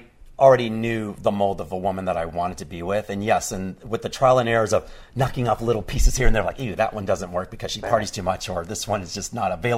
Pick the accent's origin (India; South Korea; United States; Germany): United States; Texas; growing up in Texas.